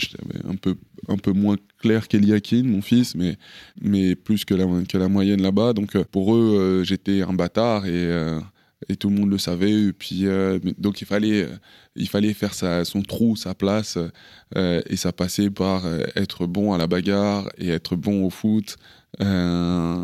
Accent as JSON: {"language": "French", "country": "France", "tie": "born or raised there", "also_born_or_lived": "Paris, France / Kinshasa, Democratic Republic of the Congo", "said": "j'ai grandi, euh, entre la France et le Congo. Je suis né à Paris"}